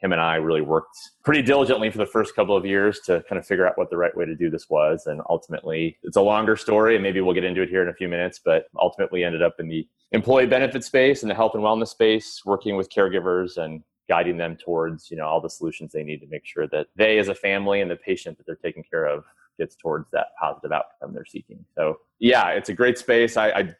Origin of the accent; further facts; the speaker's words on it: Chicago, Illinois, United States; I grew up in Chicago. I'm from a big Irish Catholic family.